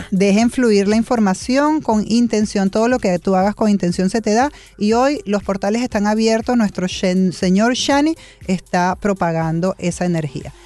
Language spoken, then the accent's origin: Spanish; Venezuela; now in Miami, United States; Yo hace 25 años que yo fuera de Venezuela y todavía soy más venezolana que la arepa